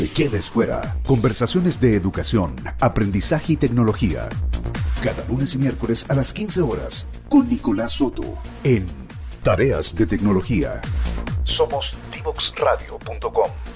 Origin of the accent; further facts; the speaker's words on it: Chile; Chile tiene una forma muy rara de hablar